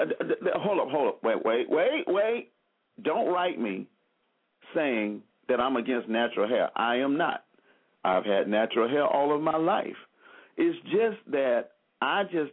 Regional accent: Selma, Alabama, United States; I'm from Selma, Alabama

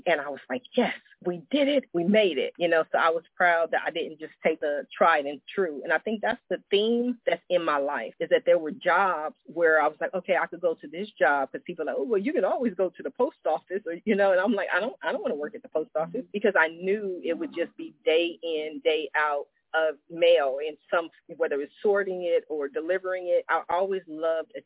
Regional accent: Columbus, Ohio, United States; also born or lived in Washington, D.C.; now in California, United States; I was born in Washington, D.C. I spent my childhood in Columbus, Ohio.

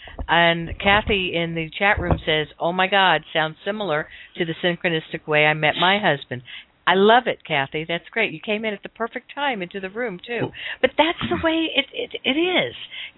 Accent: Miami, Florida, United States; moved away; also born or lived in Northwest US; I'm from Florida. I'm from Miami.

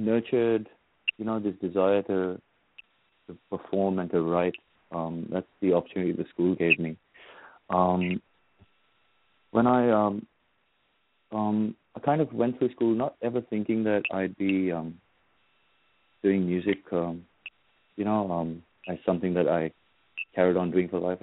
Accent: Kolkata, West Bengal, India; now in Sydney, Australia; I grew up in India, in Calcutta

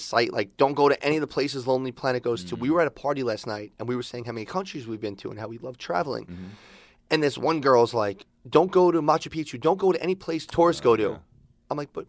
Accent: New York, United States; No, we're all from New York.

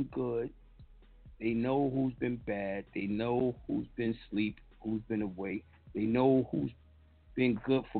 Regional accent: New York, United States; I'm from New York

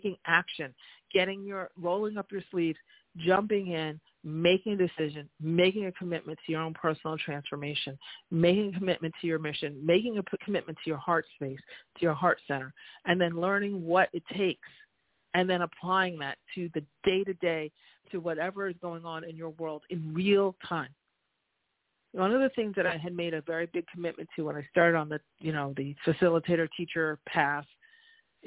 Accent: New York, United States; I always do a little New York, speediness and, being a New Yorker

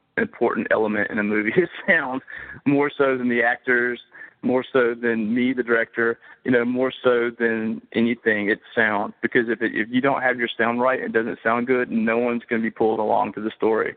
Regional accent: Monroe, United States; people that I grew up with in Monroe who have known me since I was a kid

